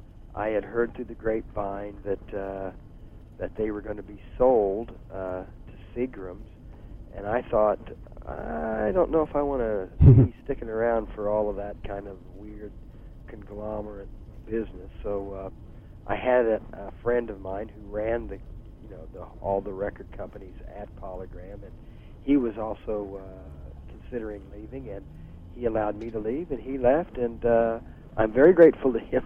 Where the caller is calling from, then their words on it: Bloomington, Indiana, United States; Bloomington, Indiana.